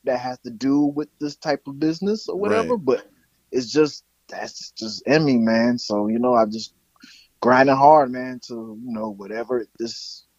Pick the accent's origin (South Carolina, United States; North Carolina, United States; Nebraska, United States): South Carolina, United States; Charleston; born or raised there; also born or lived in Germany